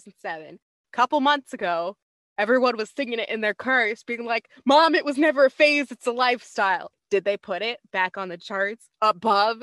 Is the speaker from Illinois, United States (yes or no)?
no; Southern California, United States; growing up in Southern California